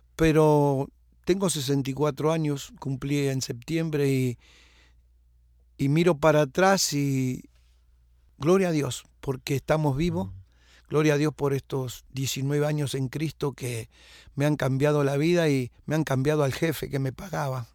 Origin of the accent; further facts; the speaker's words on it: José C. Paz, Buenos Aires Province, Argentina; moved away; yo nací en Argentina, en Buenos Aires, en el año 54